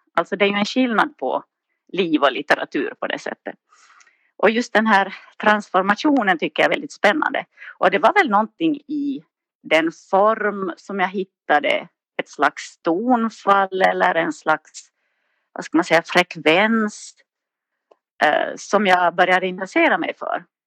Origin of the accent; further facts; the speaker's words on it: Nykarleby, Ostrobothnia, Finland; accent: Finland Swedish, Ostrobothnian; moved away as an adult; now in Sundbyberg, Sweden; Jag är från Finland, uppvuxen i Österbotten i en liten stad som heter Nykarleby